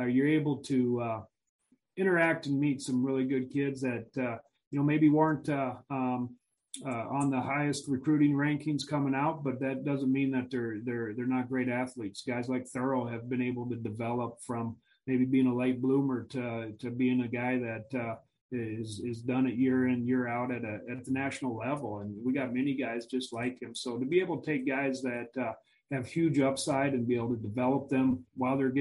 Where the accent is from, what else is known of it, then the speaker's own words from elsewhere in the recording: Missouri, United States; I grew up in Missouri